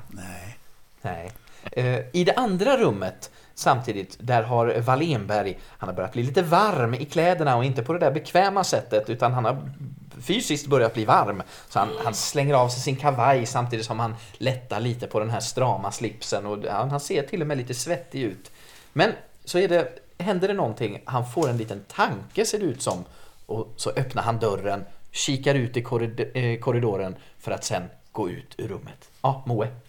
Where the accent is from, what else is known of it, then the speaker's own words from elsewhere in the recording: Gävleborg County, Sweden; jag ska kanske också dyka in med att jag är född och uppvuxen utanför Gävle och det är så intressant när man träffar söderlänningar som frågar var jag kommer ifrån. Då säger jag Gävle.